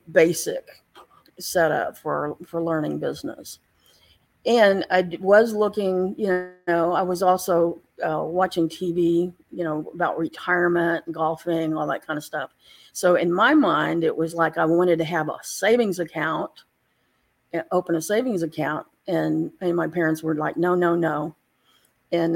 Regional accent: Galveston, Texas, United States; I lived in Galveston. I grew up in Galveston

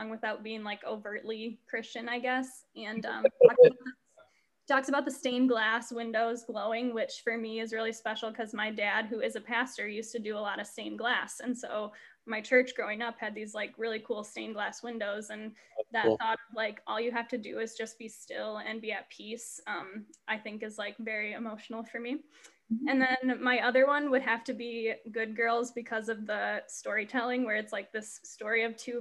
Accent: Fremont, Michigan, United States; I grew up in Fremont

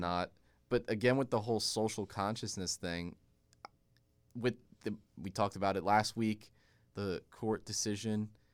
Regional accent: Hackensack, New Jersey, United States; I was born in Hack and Sack

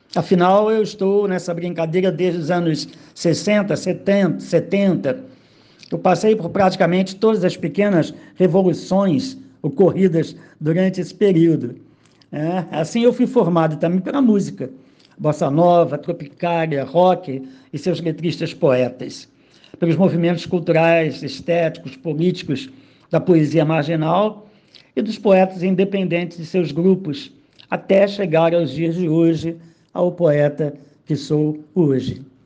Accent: Rio de Janeiro, Brazil; also born or lived in Cachambi, Rio de Janeiro; Eu nasci em Caxambi, me criei é, em Quintino, Bocaiúva. Então eu cresci no subúrbio

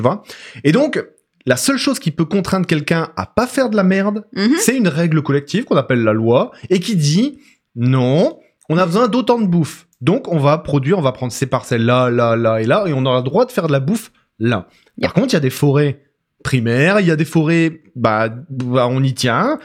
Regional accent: border with Belgium, Hauts-de-France, France; now in Canada; je viens du nord de la France, euh, frontière avec la Belgique

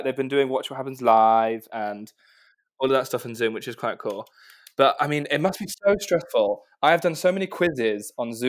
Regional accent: South West England, United Kingdom; Yeah, so I am from South Devon, right on the water. So I've grown up kind of basically swimming in the water all the time and going out on boats.

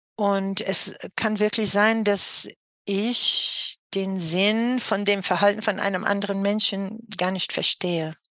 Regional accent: New York, United States; German is a second language; moved away as an adult; now in Cologne, Germany; Also ich bin gebürtige New Yorkerin, mhm. äh, wohne seit einer Ewigkeit in Köln, das ist meine Wahlheimat

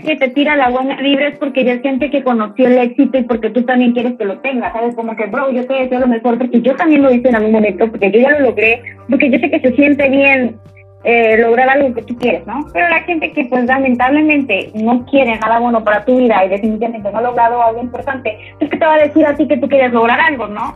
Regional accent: Comalcalco, Tabasco, Mexico; also born or lived in Paraíso; mi ranchito acá, tú sabes que yo soy de Comalcalco, Paraíso, ambas lugares

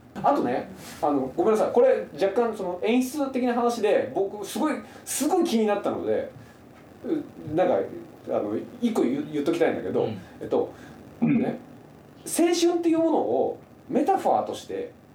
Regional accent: Saga, Japan; 僕、佐賀県出身で。

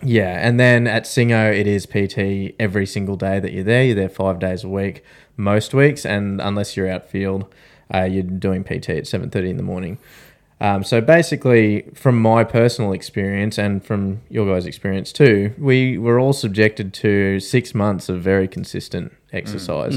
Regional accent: Australia; we're three Australian veterans

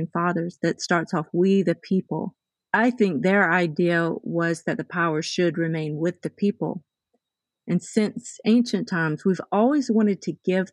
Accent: the South, United States; I was raised very conservatively. I came from the South.

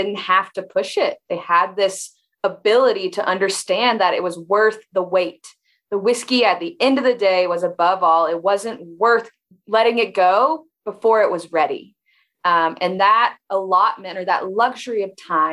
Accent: Lawrenceburg, Kentucky, United States; moved away as an adult; also born or lived in Alabama; I am born and raised in Kentucky, in a really small town nestled on actually the Bourbon Trail.

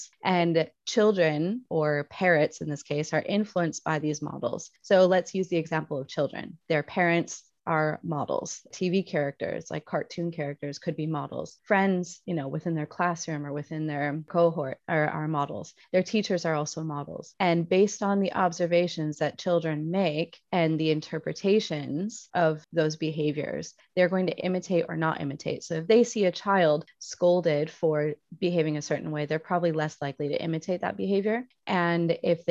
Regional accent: United States; now in Spain; I am your resident American teaching in Spain

